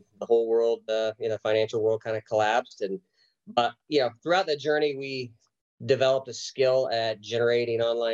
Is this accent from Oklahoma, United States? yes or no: yes; Oklahoma, United States; moved away as an adult; I was from Oklahoma. My wife and I had a baby and we wanted to be closer to family. So we relocated back to Oklahoma